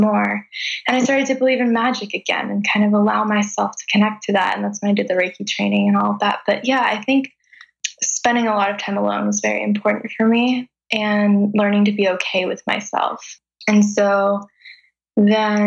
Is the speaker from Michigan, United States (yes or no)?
no; Los Angeles, California, United States; moved away as an adult; also born or lived in Calabasas; now in Kauai, United States; I grew up in Los Angeles, moving all around LA, kind of the Valley area. And I went to high school in Calabasas